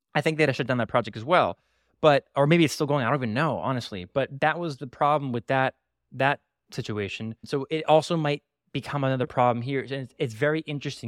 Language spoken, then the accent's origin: English; Broward County, Florida, United States; in my hometown, the, the, the county of my hometown, Broward County